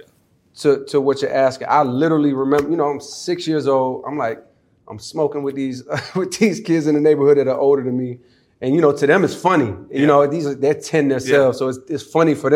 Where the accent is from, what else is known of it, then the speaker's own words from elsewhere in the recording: Germany; moved away; I was born in Germany.